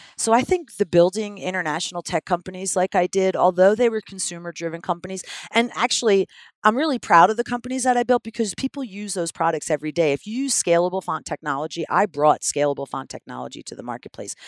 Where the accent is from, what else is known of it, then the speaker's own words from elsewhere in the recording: Philadelphia, Pennsylvania, United States; I'm from Philadelphia